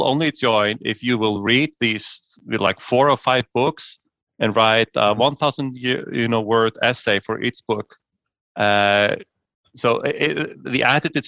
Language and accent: English; Iceland; the year before I was born here in Iceland, in 1974